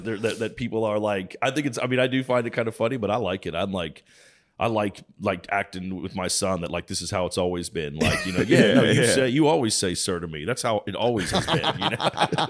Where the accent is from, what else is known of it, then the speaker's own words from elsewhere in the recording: Virginia, United States; moved away as an adult; also born or lived in North Carolina / Los Angeles; I grew up in Virginia and then went to college in North Carolina, then lived in LA for almost 20 years and then moved here, I guess, around 2017.